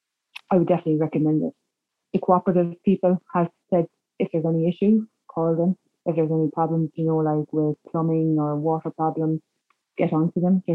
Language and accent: English; Limerick, Munster, Ireland; moved away; also born or lived in Carlow; I'm originally from Limerick